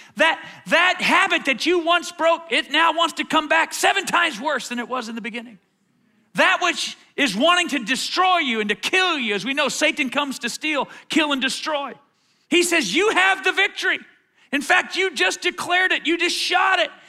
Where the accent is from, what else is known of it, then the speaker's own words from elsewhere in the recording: Atlanta, Georgia, United States; I grew up in Atlanta. I went to Dunwoody High School